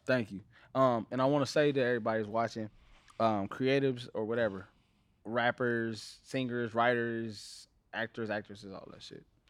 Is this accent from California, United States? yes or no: yes; Los Angeles, California, United States; I'm from Watts